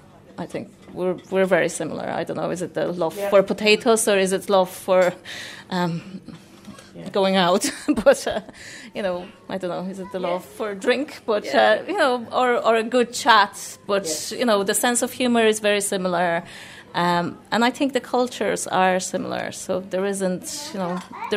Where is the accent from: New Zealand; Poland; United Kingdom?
Poland; English is a second language; now in United States; probably because I finished school in America, so I was away from Poland.